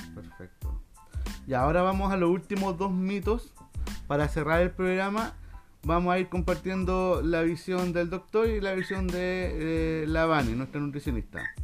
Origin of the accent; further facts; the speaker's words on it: Chile; nosotros como chilenos